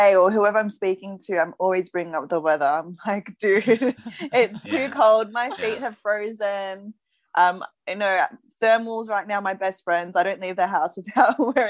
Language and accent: English; Sydney, New South Wales, Australia; moved away as an adult; now in South Korea; I'm from Sydney, Australia. I've been here in Korea for about, we're hitting almost a year.